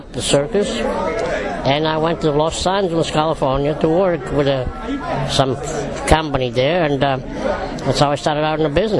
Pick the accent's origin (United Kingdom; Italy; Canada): Italy; now in United States; Now, when I came from Italy, 1955, I went to live with my brother in Pleasantville, New York